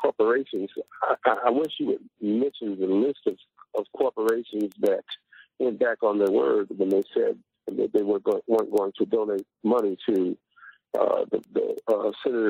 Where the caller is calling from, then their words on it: Detroit, Michigan, United States; I'm calling from Detroit, Michigan.